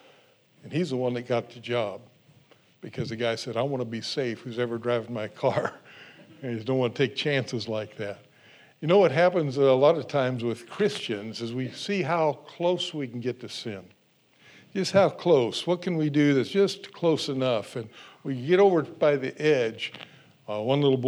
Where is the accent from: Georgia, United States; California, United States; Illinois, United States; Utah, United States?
California, United States; I grew up in California